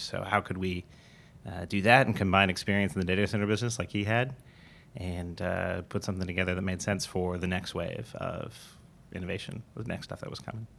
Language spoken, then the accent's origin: English; Southern California, United States; moved away as an adult; also born or lived in Pittsburgh; we grew up in Southern California